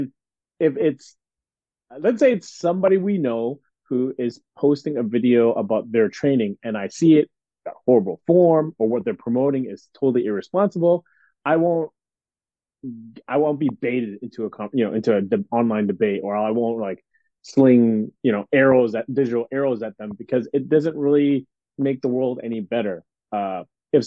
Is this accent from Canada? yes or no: yes; Canada; born and raised in Canada